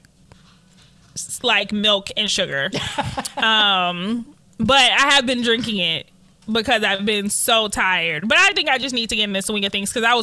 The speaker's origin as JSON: {"language": "English", "town": "Detroit", "region": "Michigan", "country": "United States", "tie": "born or raised there", "said": "we grew up in Detroit, both on the same side"}